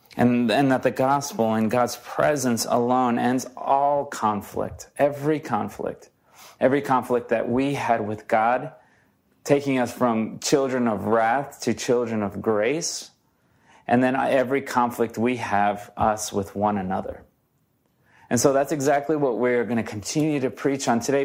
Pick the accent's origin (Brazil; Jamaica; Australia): Brazil; now in United States; I'm from Brazil.